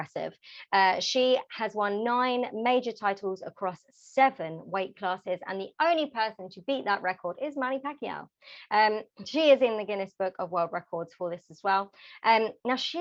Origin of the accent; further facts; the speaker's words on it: London, United Kingdom; my hometown London